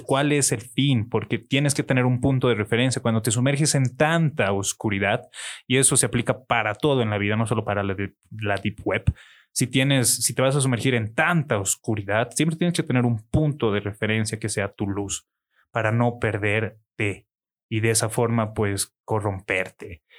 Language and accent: Spanish; Bolivia; como buen boliviano